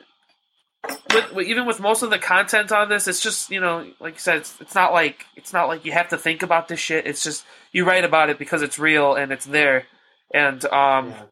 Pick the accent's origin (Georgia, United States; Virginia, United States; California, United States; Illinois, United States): Illinois, United States; Chicago; we're from Chicago